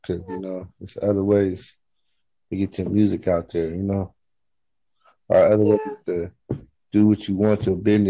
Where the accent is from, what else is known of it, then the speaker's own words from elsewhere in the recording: San Bernardino, California, United States; now in Arizona, United States; I'm from San Bernardino, California, but I reside in Arizona.